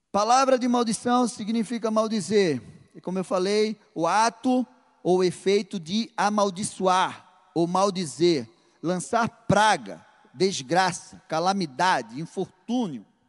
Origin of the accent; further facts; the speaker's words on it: Recife, Pernambuco, Brazil; Na minha terra, lá no Nordeste, Recife, nós temos a mania de chegar a chamar a pessoa de danado